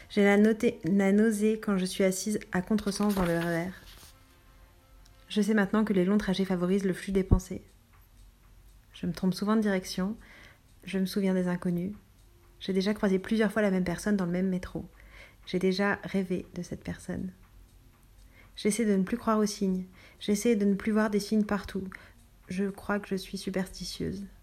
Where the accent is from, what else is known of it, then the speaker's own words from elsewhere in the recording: France; born there; Je suis née en France.